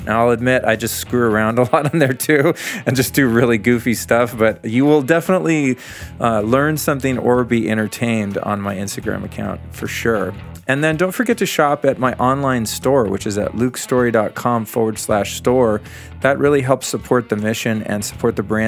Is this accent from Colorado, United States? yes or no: yes; Aspen, Colorado, United States; also born or lived in Denver, Colorado; my hometown of Aspen, Colorado